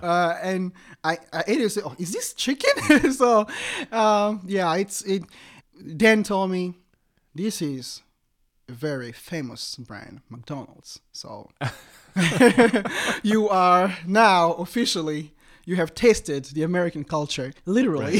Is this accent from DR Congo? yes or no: yes; DR Congo; moved away as an adult; now in United States; growing up in the Congo was a total different animal